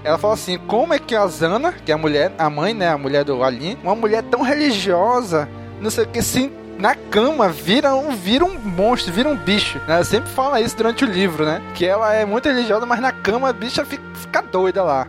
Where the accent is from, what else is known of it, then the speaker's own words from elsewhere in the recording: Manaus, Amazonas, Brazil; eu, que nasci e vivi sempre em Manaus